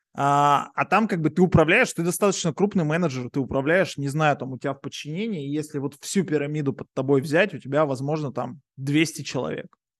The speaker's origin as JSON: {"language": "Russian", "town": "Yekaterinburg", "region": "Sverdlovsk Oblast", "country": "Russia", "moved": "as an adult", "lives_now": "Paphos, Cyprus"}